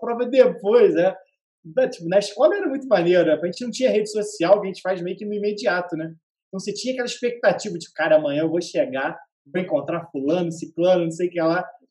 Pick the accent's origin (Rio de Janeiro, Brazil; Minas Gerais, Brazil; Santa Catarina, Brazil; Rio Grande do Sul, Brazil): Rio de Janeiro, Brazil; Petrópolis; Eu moro, eu sou de Petrópolis